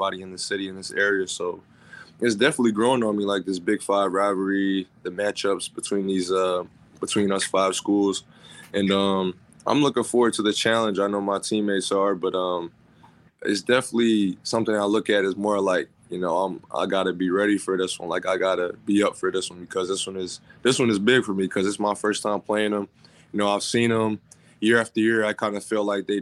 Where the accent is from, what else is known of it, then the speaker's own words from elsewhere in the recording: North Carolina, United States; now in Philadelphia, United States; I'm from North Carolina